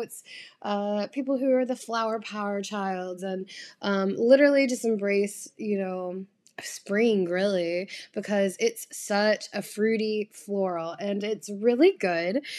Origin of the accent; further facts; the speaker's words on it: the South, United States; now in New York, United States; I come from the South where, um, you're raised kind of more traditionally